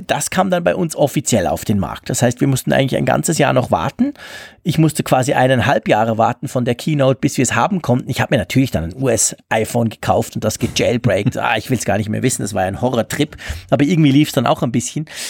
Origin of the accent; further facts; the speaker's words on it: Switzerland; bei uns in der Schweiz